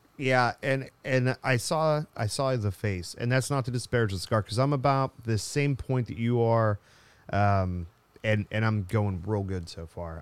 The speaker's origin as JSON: {"language": "English", "country": "United States", "said": "I'm American"}